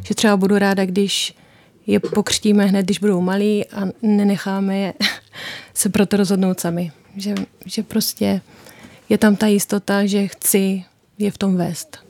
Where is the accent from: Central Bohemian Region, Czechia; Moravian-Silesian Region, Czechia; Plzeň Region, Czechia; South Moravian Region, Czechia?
South Moravian Region, Czechia; Prace; moved away as an adult; now in Pozořice, Czech Republic; Já pocházím z Prace